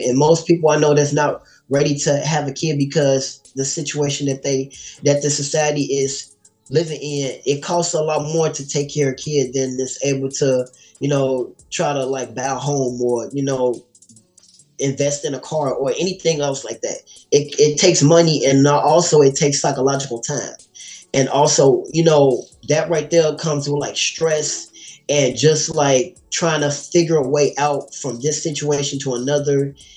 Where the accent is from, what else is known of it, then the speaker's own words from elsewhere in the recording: Gary, Indiana, United States; also born or lived in Chicago, Illinois; Gary is where I grew up